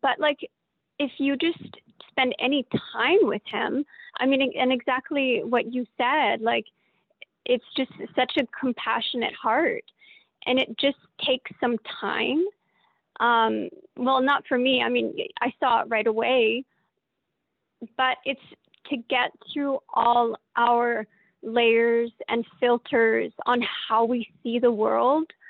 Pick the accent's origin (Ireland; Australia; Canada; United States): Canada; Calgary, Alberta; moved away as an adult; now in Vancouver Island, Canada; I grew up in Calgary, so I grew up away from our culture. I moved back to the island six years ago.